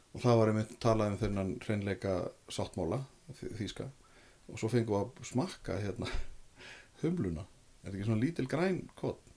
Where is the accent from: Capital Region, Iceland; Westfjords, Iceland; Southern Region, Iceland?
Capital Region, Iceland; Reykjavík; ég er úr Reykjavík